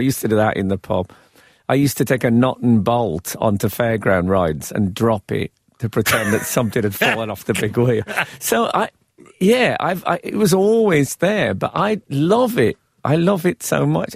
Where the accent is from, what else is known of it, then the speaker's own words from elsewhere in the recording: Birmingham, West Midlands, United Kingdom; moved away as an adult; also born or lived in London; I was still fresh from Birmingham. And then, of course, I've spent some time amongst the chattering classes in the capital